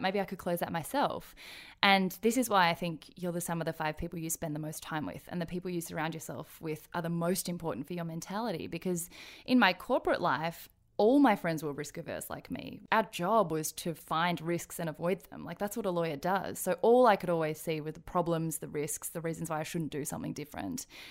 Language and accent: English; Australia; born or raised there; also born or lived in Daegu, South Korea